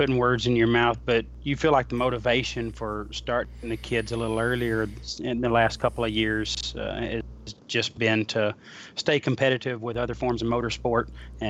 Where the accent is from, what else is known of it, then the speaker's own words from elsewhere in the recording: Alabama, United States; Well, Candida, I'm from Alabama, so talking over the internet's still a crazy thing to me.